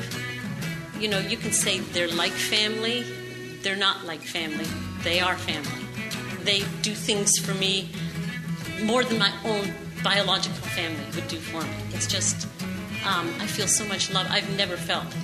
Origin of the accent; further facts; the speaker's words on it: Canada; moved away; I'm originally from Canada, and my parents used to take us to church every week